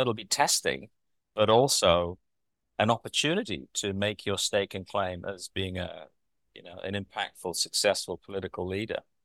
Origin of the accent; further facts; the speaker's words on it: North East England, United Kingdom; moved away as an adult; now in Christchurch, New Zealand; born and raised in Britain in the northeast of England. Emigrated in two thousand three to come over here